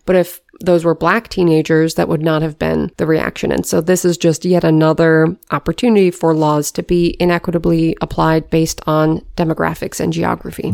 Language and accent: English; Washington, United States; growing up in Washington State